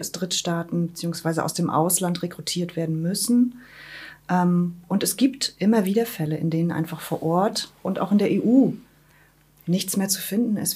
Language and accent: German; Wismar, Mecklenburg-Vorpommern, Germany; moved away as an adult; also born or lived in Rostock; now in Schwerin, Germany; gebürtige Wismaranerin, lebe jetzt seit 2014 in Schwerin